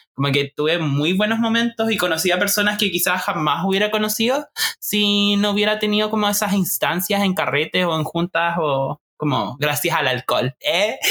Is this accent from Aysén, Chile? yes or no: yes; Puerto Aysén, Aysén, Chile; allá en Aysén, en Puerto Aysén, mi tierra, ah, la Patagonia